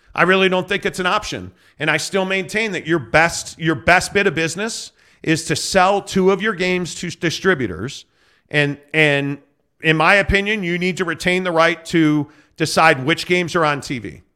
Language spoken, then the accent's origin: English; Chicago, Illinois, United States; moved away; I grew up in Chicago.